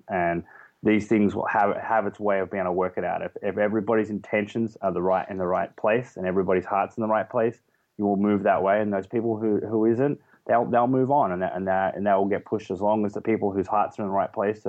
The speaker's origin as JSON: {"language": "English", "country": "Australia", "also_born_or_lived": "England", "accent": "Australian", "moved": "as an adult", "said": "my accent goes from being an Australian, which I was 7 years ago. I haven't spent more than a month there over the last 7 years. I spent 2 years in England"}